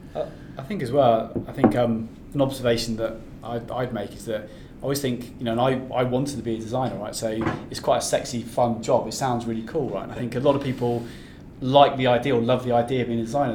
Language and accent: English; North Devon, South West England, United Kingdom; moved away; also born or lived in Australia; I'm from I'm from the West Country originally, I'm from North Devon